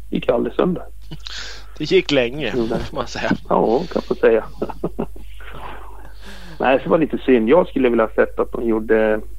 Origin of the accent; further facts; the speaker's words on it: Austria; Jag är från Österrike.